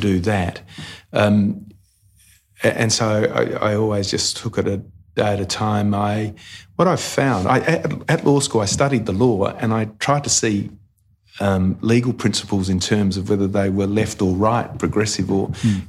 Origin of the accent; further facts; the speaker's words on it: Port Lincoln, South Australia, Australia; moved away; I came from Port Lincoln